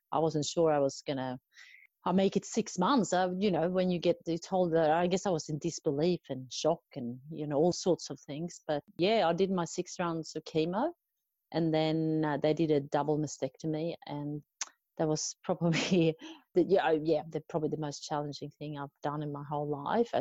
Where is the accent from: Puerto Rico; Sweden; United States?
Sweden; moved away as an adult; now in Australia; I'm originally from Sweden, but I've been living in Australia for the last 20 years.